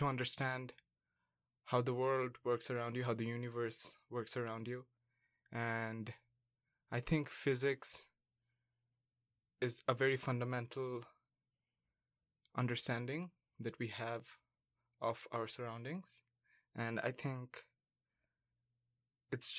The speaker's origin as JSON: {"language": "English", "country": "Bangladesh", "moved": "as an adult", "lives_now": "Vancouver, Canada", "said": "I come from Bangladesh, and I'm studying in UBC"}